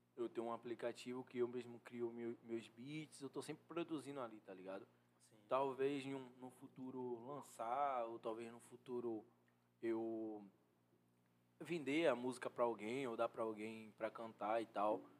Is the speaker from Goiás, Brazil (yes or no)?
no; Salvador, Bahia, Brazil; sou da favela aqui de Salvador.